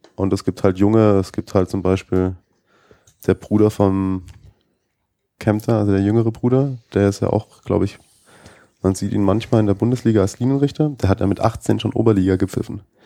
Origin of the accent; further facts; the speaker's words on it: Baden-Württemberg, Germany; moved away as an adult; now in Munich, Germany; ich komme ja ursprünglich aus Baden-Württemberg